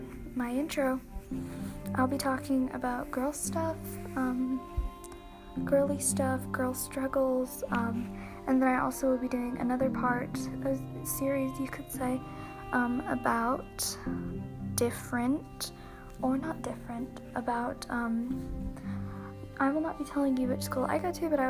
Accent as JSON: {"language": "English", "country": "United States", "said": "I am in sixth grade. I am American"}